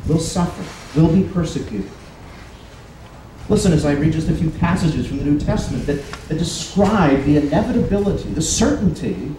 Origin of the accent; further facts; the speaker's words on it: United States; As Americans